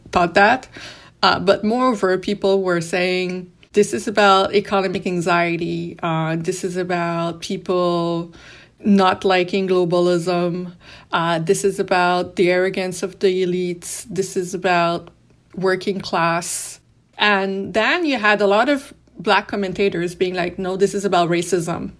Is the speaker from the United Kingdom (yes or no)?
no; Canada; we as Canadian, being so close to the U S